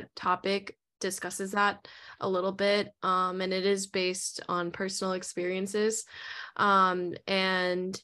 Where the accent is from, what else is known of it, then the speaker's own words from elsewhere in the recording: New Jersey, United States; moved away as an adult; now in Brooklyn, United States; Currently living in Brooklyn right now for school. I'm in my last semester, but I'm from New Jersey